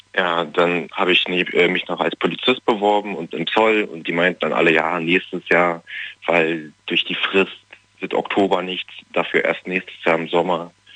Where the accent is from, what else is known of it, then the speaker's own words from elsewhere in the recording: Germany; ich komme aus Berlin, also Nähe Berlin